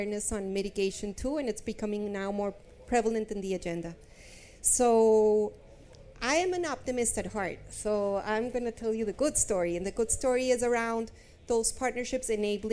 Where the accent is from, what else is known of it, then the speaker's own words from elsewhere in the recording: Bogota, Bogotá Capital District, Colombia; now in London, United Kingdom; I'm from Colombia. I'm from Bogota. I'm living in London